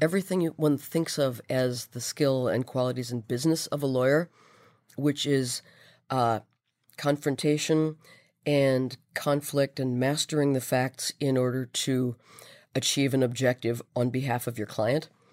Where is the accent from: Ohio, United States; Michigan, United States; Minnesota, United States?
Minnesota, United States; I am Minnesota born and bred.